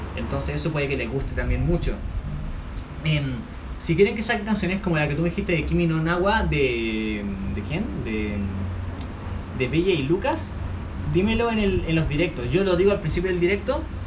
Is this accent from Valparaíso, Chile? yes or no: no; Santiago, Santiago Metropolitan Region, Chile; soy de Chile, Santiago de Chile